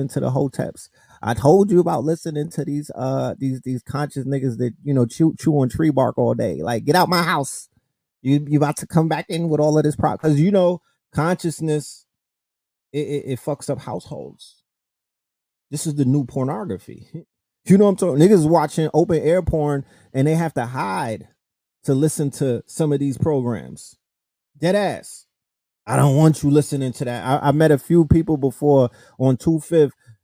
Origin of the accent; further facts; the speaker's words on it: New York City, New York, United States; I'm from New York City